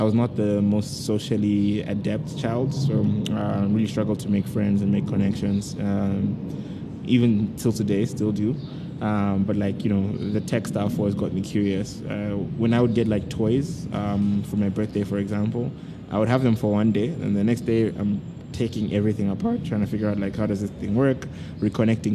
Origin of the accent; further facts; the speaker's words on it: Malawi; moved away as an adult; also born or lived in Kenya; I was born in Malawi